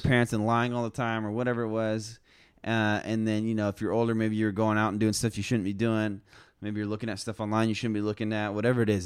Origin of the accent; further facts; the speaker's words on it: United States; as Americans, especially as American Christians